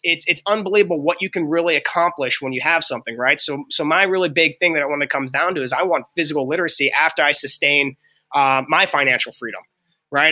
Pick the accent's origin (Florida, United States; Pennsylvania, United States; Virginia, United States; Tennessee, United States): Pennsylvania, United States; Pittsburgh; I'm from Pittsburgh.